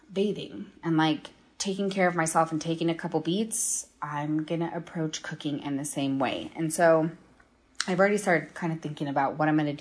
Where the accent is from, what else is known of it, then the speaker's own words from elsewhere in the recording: Minnesota, United States; now in Denver, United States; growing up in Minnesota